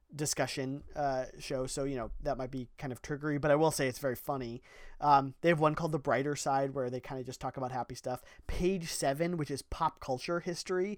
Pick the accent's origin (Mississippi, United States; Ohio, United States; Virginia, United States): Ohio, United States; we're from Ohio